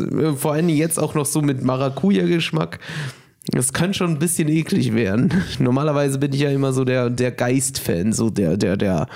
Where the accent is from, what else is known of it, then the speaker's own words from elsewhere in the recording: Brazil; moved away; ich bin gebürtiger Brasilianer